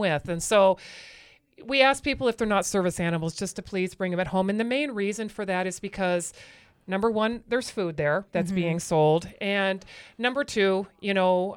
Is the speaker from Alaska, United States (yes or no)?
yes; Anchorage, Alaska, United States; moved away as an adult; I'm from Alaska, and I lived in Anchorage almost my whole life